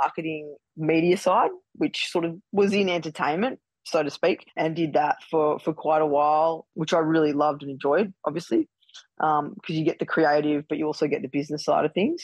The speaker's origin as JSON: {"language": "English", "town": "Melbourne", "region": "Victoria", "country": "Australia", "said": "we're all from Melbourne"}